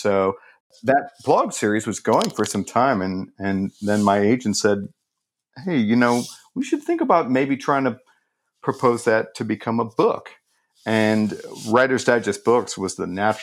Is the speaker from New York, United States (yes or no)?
no; St. Louis, Missouri, United States; I grew up in St. Louis, Missouri, which is a city